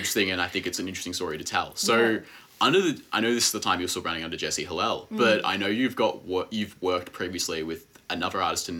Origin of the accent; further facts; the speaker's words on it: Melbourne, Victoria, Australia; where I come from in the West. So a lot of us are connected through in the West.